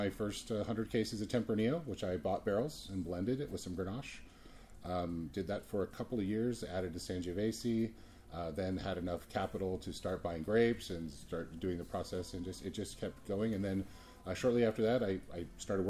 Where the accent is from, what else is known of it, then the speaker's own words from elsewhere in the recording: Santa Barbara, California, United States; moved away as an adult; now in Plymouth, United States; Santa Barbara, which is where I grew up